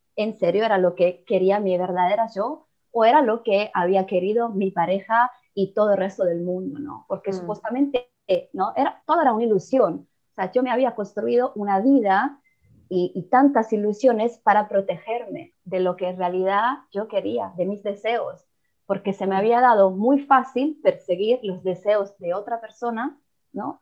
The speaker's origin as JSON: {"language": "Spanish", "country": "Italy", "also_born_or_lived": "Mexico", "second_language": "Spanish", "said": "soy italiana"}